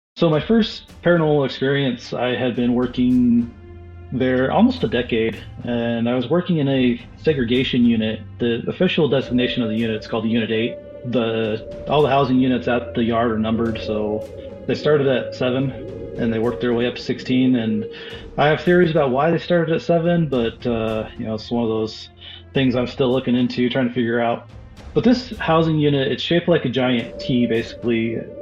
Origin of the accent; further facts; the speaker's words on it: Boise, Idaho, United States; I'm from Southern Idaho, uh, the Boise area.